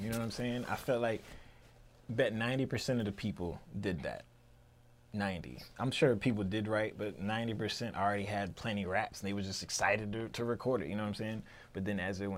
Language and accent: English; Newport News, Virginia, United States; moved away as an adult; now in Richmond, United States; I'm from Newport News. I graduated high school in 2003.